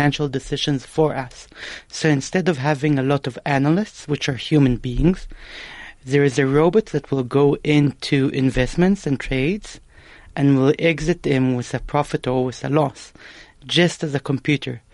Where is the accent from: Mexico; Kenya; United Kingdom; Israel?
Israel; moved away as an adult; now in South Africa; I was born in Israel to South African parents